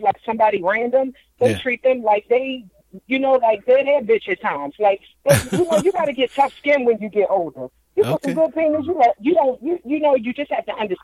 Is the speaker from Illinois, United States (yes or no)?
no; Baltimore, Maryland, United States; I'm from Baltimore